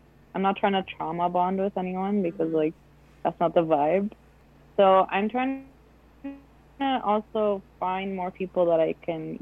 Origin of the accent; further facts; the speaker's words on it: Beirut, Beirut Governorate, Lebanon; also born or lived in Gatineau, Quebec; now in Toronto, Canada; we're from Beirut